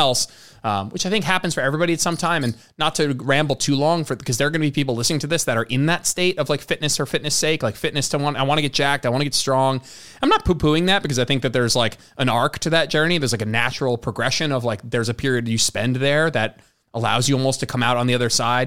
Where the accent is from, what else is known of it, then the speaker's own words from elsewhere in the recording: New Jersey, United States; moved away as an adult; now in Texas, United States; I'm originally from New Jersey